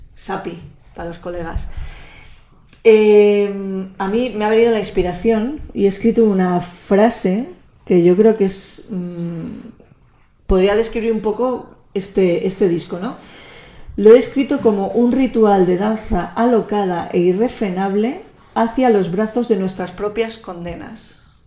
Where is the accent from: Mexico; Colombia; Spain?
Spain; son de mi tierra, que son euskaldunes